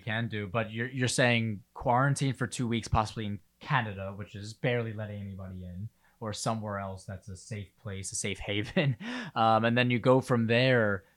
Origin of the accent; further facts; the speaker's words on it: New York, United States; obviously I'm a New Yorker